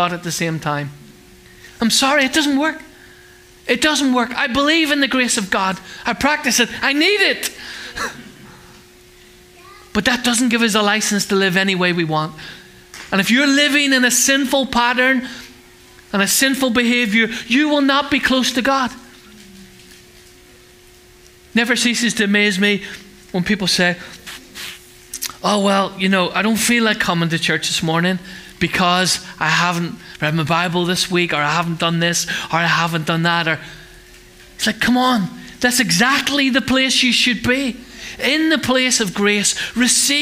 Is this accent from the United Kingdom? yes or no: yes; Northern Ireland, United Kingdom; now in England, United Kingdom; We grew up in Northern Ireland